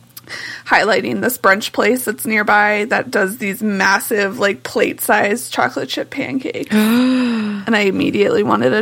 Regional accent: United States; accent: American; Some would catch my American accent and just immediately switch over to English, and some would stay to German because I fooled them. However, I know no Swedish, like none.

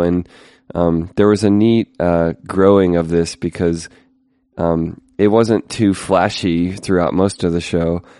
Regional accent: United States; as an American

